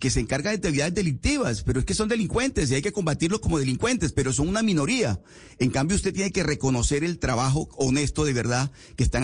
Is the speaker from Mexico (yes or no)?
no; Caribbean region of Colombia, Colombia; aquí como decimos en la región Caribe